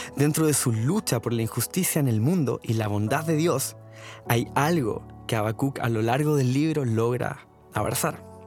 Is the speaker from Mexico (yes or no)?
no; Chile; now in The Woodlands, United States; soy latino, chileno y actualmente estoy pastoreando junto a mi esposa Ana el grupo de jóvenes Osana Youth de la iglesia Osana Woodlands en Houston